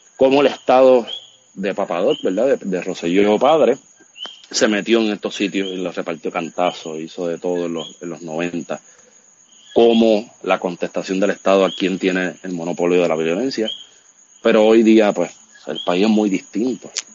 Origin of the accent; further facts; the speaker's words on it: Puerto Rico; no es fácil vivir en Puerto Rico